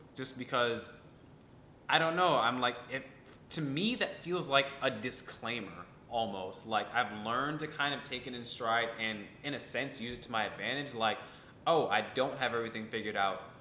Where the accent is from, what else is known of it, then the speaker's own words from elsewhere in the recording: Ithaca, New York, United States; I'm from Ithaca, New York, um, upstate New York